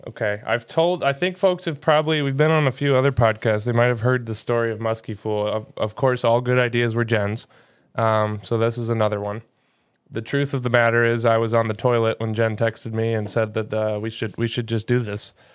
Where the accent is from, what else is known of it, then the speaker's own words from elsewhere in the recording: Wisconsin, United States; We're both from Wisconsin